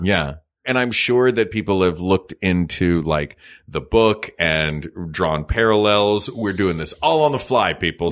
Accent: United States

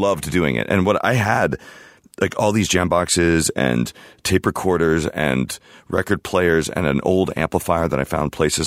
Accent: Houston, Texas, United States; also born or lived in California / Sydney, Australia; I grew up in Houston

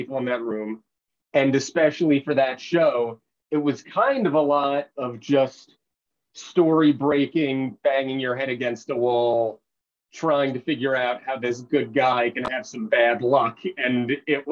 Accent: Manalapan, New Jersey, United States; moved away; also born or lived in Syracuse / Los Angeles; I'm from Manalapan.

